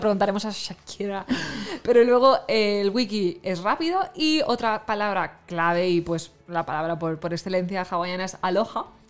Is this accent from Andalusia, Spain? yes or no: no; near Xàtiva, Valencian Community, Spain; yo soy de, cerquita de Jativa